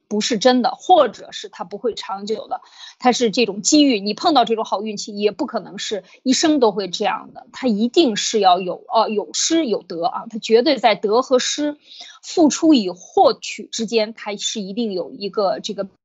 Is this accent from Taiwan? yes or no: no; China; moved away; 我们中国人